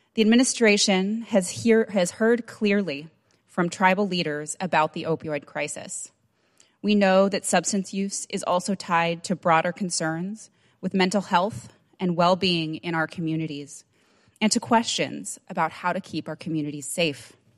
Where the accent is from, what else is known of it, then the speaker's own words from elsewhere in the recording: Nambé Pueblo, New Mexico, United States; I'm from Namibia, Pueblo, New Mexico